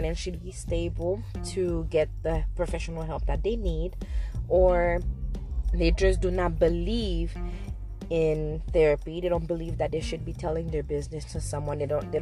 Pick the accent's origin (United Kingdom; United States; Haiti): Haiti; I am from Haiti.